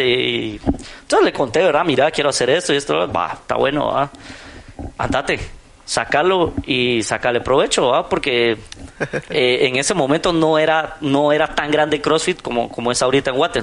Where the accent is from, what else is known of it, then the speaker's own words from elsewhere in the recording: Guatemala; ya sabes cómo somos los chapines